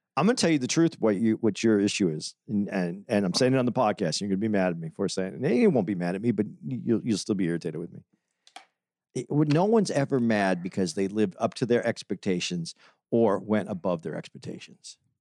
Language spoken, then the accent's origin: English; Tucson, Arizona, United States; I was growing up in Tucson, Arizona